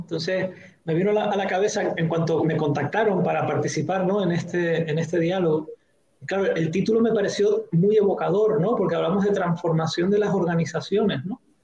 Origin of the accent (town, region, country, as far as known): Canary Islands, Spain